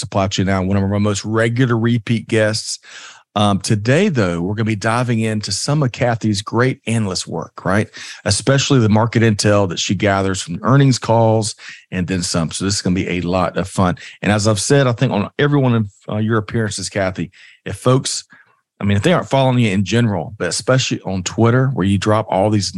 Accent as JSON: {"language": "English", "town": "Aiken", "region": "South Carolina", "country": "United States", "tie": "born or raised there", "said": "I grew up in Aiken, which is on the southern border"}